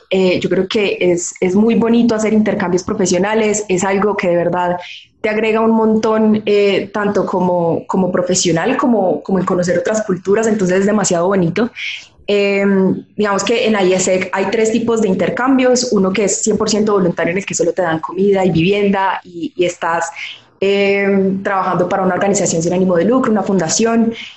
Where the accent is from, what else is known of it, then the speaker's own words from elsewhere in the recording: Manizales, Caldas, Colombia; yo soy colombiana, soy nacida y criada en una ciudad de Colombia que se llama Manizales